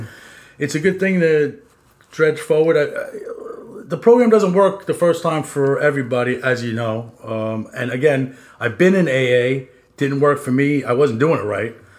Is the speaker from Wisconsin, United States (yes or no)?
no; Long Island, New York, United States; We are two jackasses from Long Island